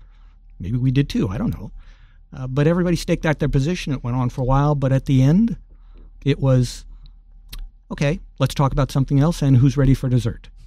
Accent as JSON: {"language": "English", "town": "Alameda", "region": "California", "country": "United States", "tie": "born or raised there", "said": "my hometown of Alameda"}